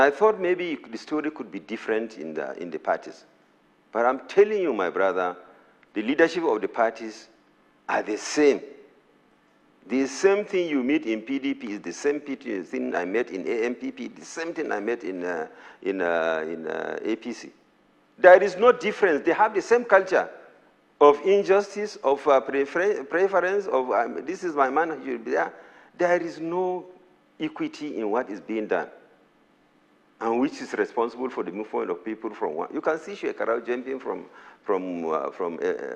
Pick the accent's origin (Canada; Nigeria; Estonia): Nigeria; I'm a Nigerian